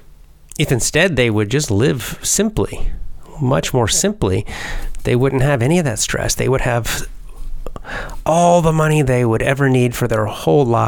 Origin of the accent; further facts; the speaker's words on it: United States; I'm American